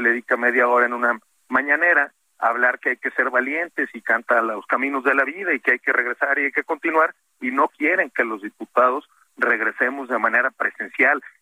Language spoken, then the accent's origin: Spanish; Mexico; como mexicanos nos une es eh, reducir esa brecha de desigualdad